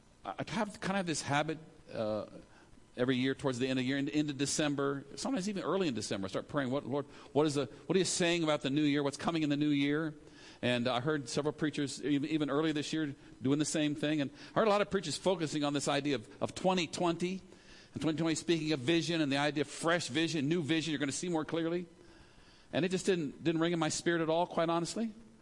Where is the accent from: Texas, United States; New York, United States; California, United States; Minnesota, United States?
California, United States; born there; also born or lived in Maryland / Zimbabwe / Philippines; So I was born in California, lived in Maryland, lived in Zimbabwe, lived in the Philippines, went to college 4 or 5 different places, so I'm all mixed up.